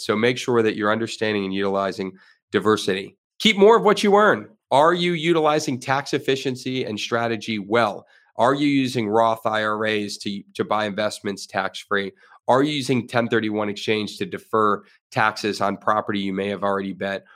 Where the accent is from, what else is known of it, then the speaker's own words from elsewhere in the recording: Florida, United States; I am a Florida resident. I have been my whole life